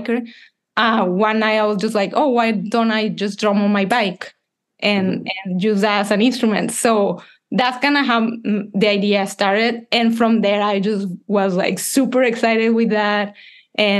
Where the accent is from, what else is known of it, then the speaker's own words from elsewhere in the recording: Monterrey, Nuevo León, Mexico; moved away as an adult; also born or lived in Canada; I'm from Mexico. I'm a composer